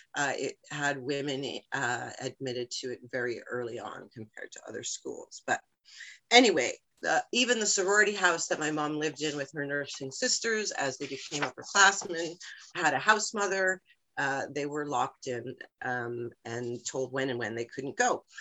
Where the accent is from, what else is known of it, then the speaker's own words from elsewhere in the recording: United States; now in Canada; I'm originally from the States